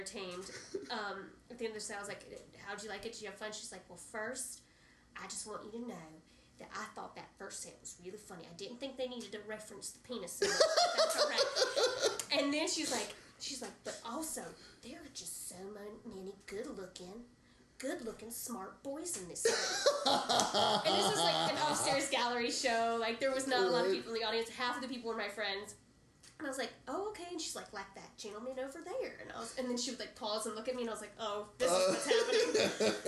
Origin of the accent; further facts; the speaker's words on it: right outside of Atlanta, Georgia, United States; I grew up right outside of Atlanta